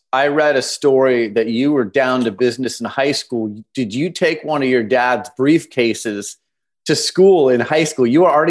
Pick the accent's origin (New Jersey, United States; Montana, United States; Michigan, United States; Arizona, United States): Arizona, United States; Phoenix; You and I were both born and raised in Phoenix, yep. Arizona. Marcos Deniza High School, right?